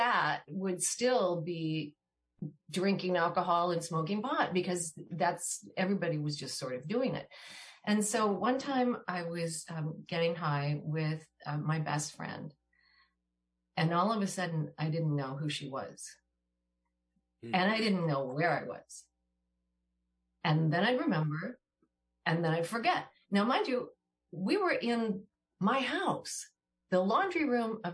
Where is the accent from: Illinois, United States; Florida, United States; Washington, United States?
Washington, United States; My brother and I grew up in Washington State.